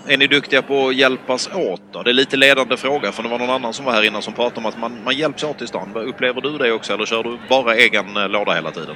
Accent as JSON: {"language": "Swedish", "region": "Skåne", "country": "Sweden", "accent": "Scanian (skånska)", "moved": "yes", "said": "Jag pratar ju skånska"}